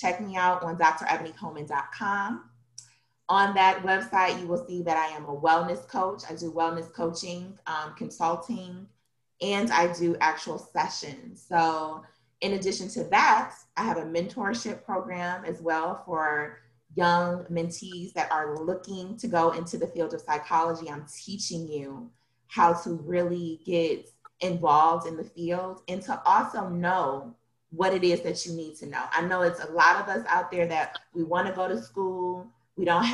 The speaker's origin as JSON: {"language": "English", "town": "Detroit", "region": "Michigan", "country": "United States", "said": "I am from Detroit"}